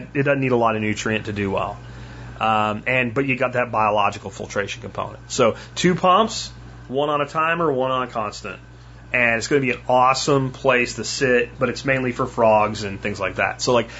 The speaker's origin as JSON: {"language": "English", "region": "Pennsylvania", "country": "United States", "tie": "born or raised there", "said": "And when I grew up in Pennsylvania, they're called sunnies."}